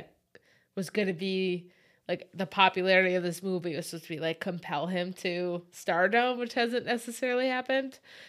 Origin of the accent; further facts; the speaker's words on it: Syracuse, New York, United States; I mean, we grew up in Syracuse.